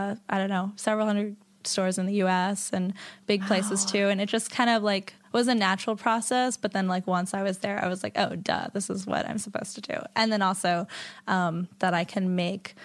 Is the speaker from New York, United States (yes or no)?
yes; New York City, New York, United States; I grew up in the East Village, and my parents